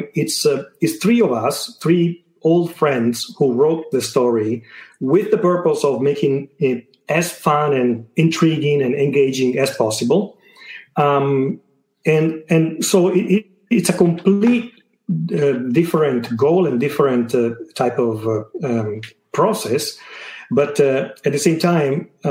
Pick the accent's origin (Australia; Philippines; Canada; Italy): Italy; accent: Italian; my Italian accent